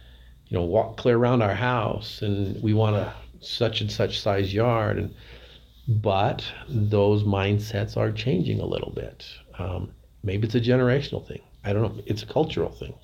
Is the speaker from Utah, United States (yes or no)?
yes; Price, Utah, United States; I grew up in Price. I've lived here all my life